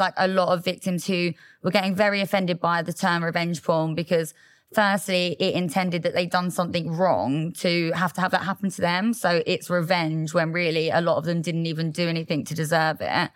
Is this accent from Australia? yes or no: no; Loughton, East of England, United Kingdom; I grew up in Essex.